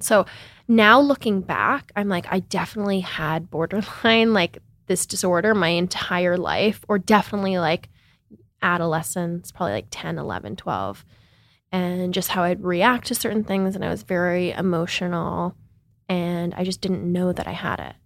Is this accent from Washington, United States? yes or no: yes; Seattle, Washington, United States; moved away as an adult; also born or lived in New York; I grew up in Seattle, Washington, in a really liberal city